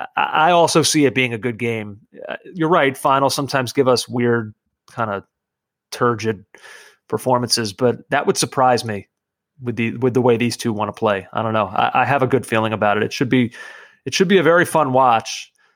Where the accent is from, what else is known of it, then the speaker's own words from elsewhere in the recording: New York City, New York, United States; I'm from Brooklyn